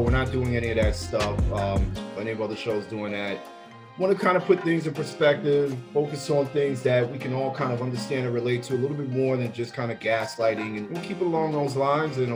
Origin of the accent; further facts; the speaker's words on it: New York City, New York, United States; now in Charlotte, United States; I'm in Charlotte, North Carolina. It's the Wild Wild West. I'm originally from Brooklyn, New York